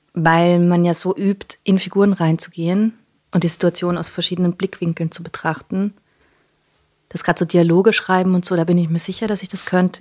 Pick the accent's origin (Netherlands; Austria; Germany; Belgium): Austria; Vienna; first language English; dass ich in Wien geboren bin und aufgewachsen